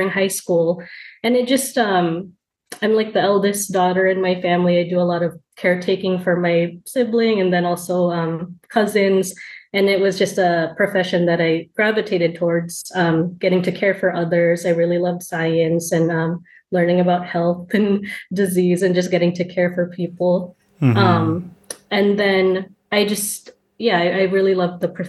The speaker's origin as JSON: {"language": "English", "town": "Renton", "region": "Washington", "country": "United States", "tie": "born or raised there", "moved": "as an adult", "lives_now": "Portland, United States", "said": "I grew up in Renton, Washington. It's a city a little bit south of Seattle, so still Pacific Northwest. But I moved to Portland about 10 years ago."}